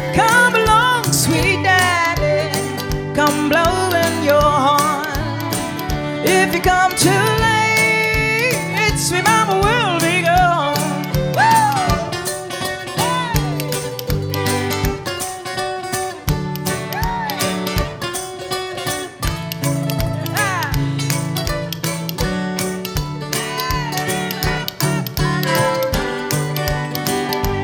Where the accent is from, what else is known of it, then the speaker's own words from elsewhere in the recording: Central Texas, United States; also born or lived in Austin, Texas; I was raised in Central Texas